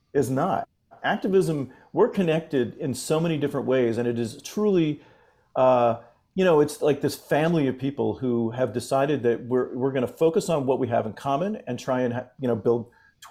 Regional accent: Fort Lauderdale, Florida, United States; moved away as an adult; now in San Francisco, United States; I grew up in Florida. You know, I grew up in the Fort Lauderdale area. But now I live out in San Francisco

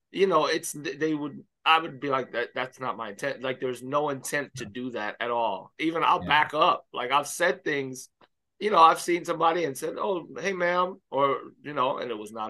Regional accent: Miami, Florida, United States; Yes, yeah. I grew up in Miami Baptist Church.

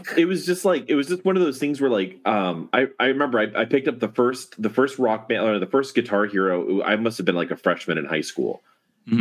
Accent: Miami, Florida, United States; moved away; I was originally from Miami

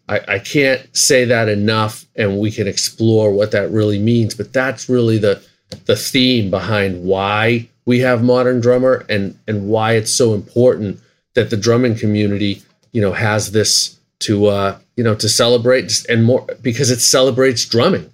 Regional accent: Boston, Massachusetts, United States; We're both from Boston

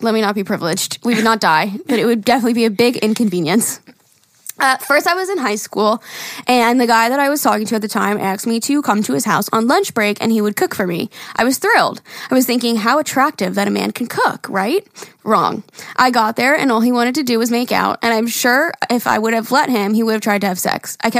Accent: Wyoming, United States; A little backstory. I'm from Wyoming. And no, we don't ride horses to work or school.

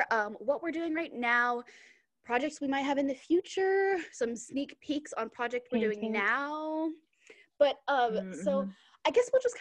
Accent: Dallas, Texas, United States; now in Kansas City, United States; I am from Dallas, Texas, but I'm currently living in Kansas City, Kansas.

